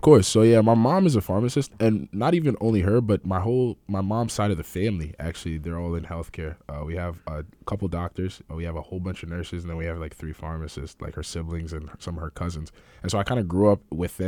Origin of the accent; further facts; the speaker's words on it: Manchester, Connecticut, United States; also born or lived in Ghana / Vernon, Connecticut; I've been living in Connecticut for, uh, most of my life